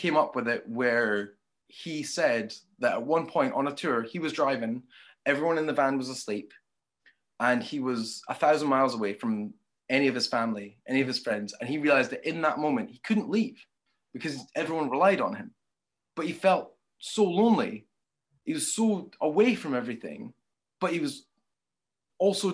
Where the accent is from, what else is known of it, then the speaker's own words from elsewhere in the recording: Scotland, United Kingdom; a Scottish, British person